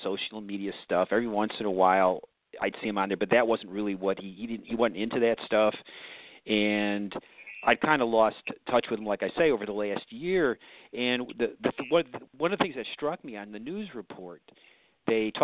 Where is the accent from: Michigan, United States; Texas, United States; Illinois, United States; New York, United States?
Illinois, United States; Morton Grove; moved away; also born or lived in Atlanta; we grew up in Morton Grove, Illinois.